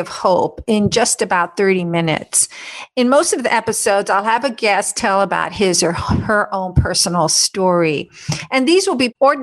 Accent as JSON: {"language": "English", "country": "U.S. Virgin Islands", "tie": "born or raised there", "said": "I was born on St. Thomas, U.S. Virgin Islands, and I've spent most of my life there."}